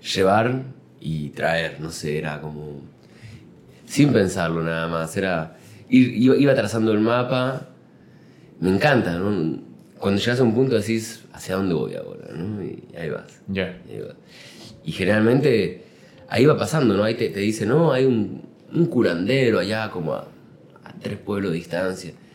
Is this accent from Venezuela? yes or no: no; Uruguay; now in Mexico; En Uruguay, de donde, donde nací